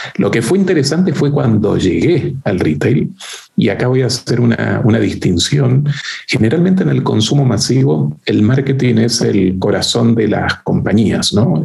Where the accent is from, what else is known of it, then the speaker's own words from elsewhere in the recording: Argentina; moved away as an adult; also born or lived in France / United States / Uruguay; now in Chile; en Danone tuve oportunidad de trabajar en Argentina, este, como les decía, mi país de origen